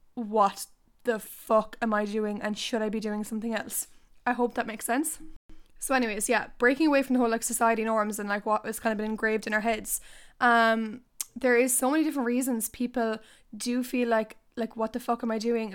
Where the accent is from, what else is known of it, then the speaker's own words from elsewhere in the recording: Ireland; I don't want to leave Ireland